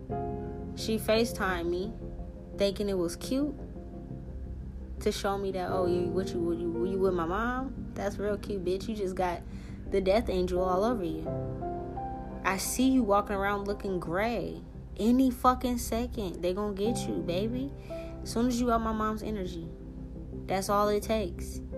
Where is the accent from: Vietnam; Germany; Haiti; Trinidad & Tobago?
Haiti; I'm from Haiti.